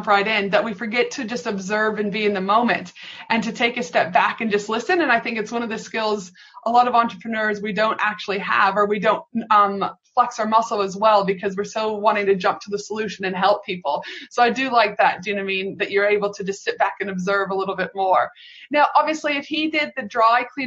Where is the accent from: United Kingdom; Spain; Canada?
Canada; I'm from Canada